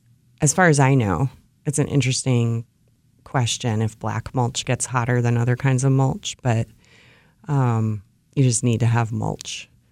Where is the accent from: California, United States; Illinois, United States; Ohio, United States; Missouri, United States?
Ohio, United States; Where I grew up in Ohio, hostas are staple plants.